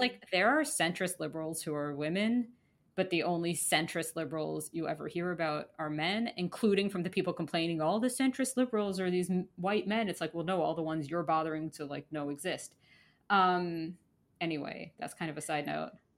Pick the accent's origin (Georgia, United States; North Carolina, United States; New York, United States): New York, United States; I grew up in Manhattan